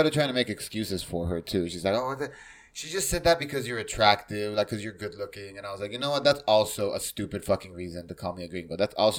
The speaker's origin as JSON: {"language": "English", "country": "United States", "said": "for being American."}